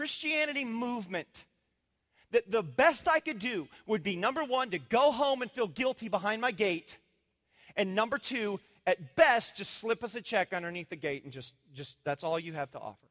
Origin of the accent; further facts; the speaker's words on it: Indiana, United States; moved away; I was raised in the Midwest conservative world in cornfield country.